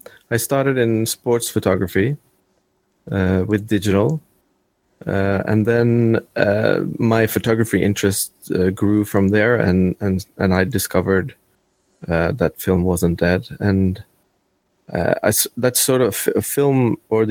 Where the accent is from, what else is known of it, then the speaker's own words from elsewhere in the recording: Norway; I'm actually from Norway